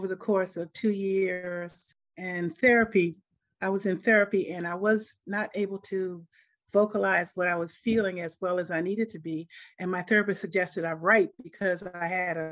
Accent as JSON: {"language": "English", "town": "Washington", "region": "District of Columbia", "country": "United States", "tie": "born or raised there", "also_born_or_lived": "Maryland", "moved": "yes", "said": "I was born and raised in Washington, D.C., and I moved to Maryland later on."}